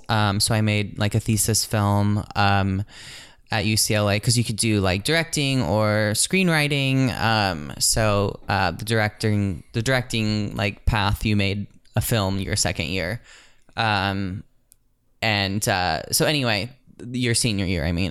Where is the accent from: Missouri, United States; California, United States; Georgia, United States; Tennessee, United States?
Missouri, United States; St. Louis; now in Los Angeles, United States; I'm from Saint Louis